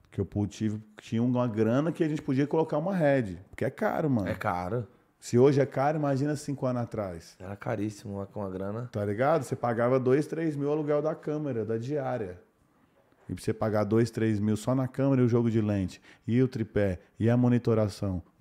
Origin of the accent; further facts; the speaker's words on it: Belo Horizonte, Minas Gerais, Brazil; Novão, trampar com modelo, vim de BH, né, mano?